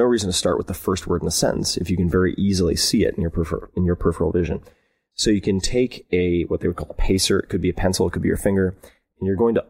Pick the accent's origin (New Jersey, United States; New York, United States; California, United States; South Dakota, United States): New York, United States; Long Island; I was raised on Long Island